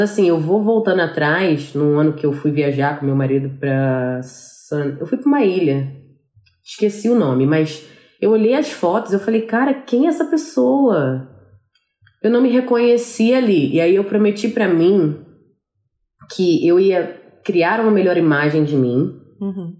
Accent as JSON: {"language": "Portuguese", "country": "Brazil", "moved": "as an adult", "lives_now": "New York, United States", "said": "como uma boa brasileira faladeira, fazer uma segunda família aqui"}